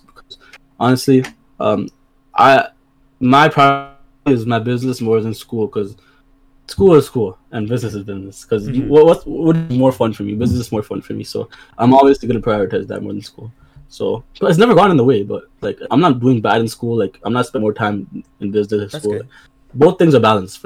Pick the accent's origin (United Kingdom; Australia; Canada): Canada; Brampton, Ontario; I come from Brampton